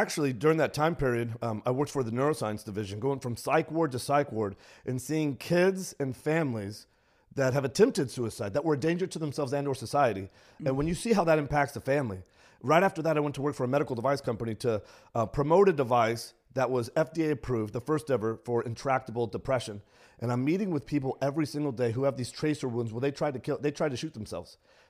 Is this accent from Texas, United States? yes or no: yes; San Antonio, Texas, United States; It was in San Antonio, not in a good neighborhood in San Antonio.